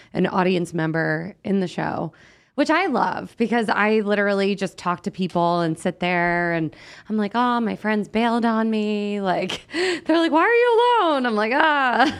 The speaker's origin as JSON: {"language": "English", "region": "New Jersey", "country": "United States", "also_born_or_lived": "Los Angeles", "moved": "yes", "lives_now": "Las Vegas, United States", "said": "We're both from New Jersey originally"}